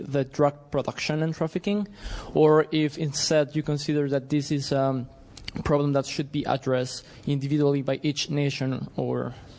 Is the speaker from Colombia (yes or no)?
yes; Colombia; And as a Colombian